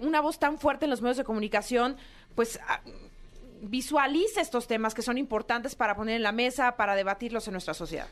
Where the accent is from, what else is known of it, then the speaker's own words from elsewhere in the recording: Mexico; como mexicanos